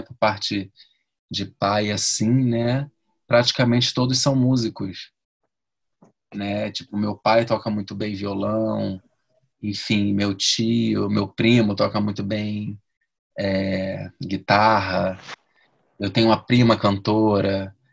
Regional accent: Rio de Janeiro, Brazil; moved away as an adult; also born or lived in London; now in São Paulo, Brazil; sou do Rio

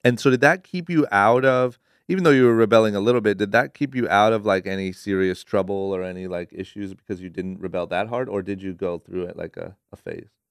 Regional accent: Akron, Ohio, United States; now in Los Angeles, United States; born and raised in Akron, Ohio, moved to L

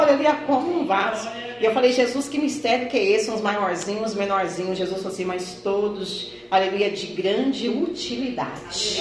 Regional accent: Minas Gerais, Brazil; quando eu era pequena em Minas

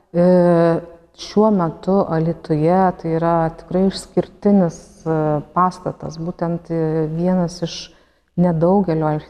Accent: Lithuania; mes lietuviai dabar gal tik neseniai atrandame būtent savo giminės šaknis

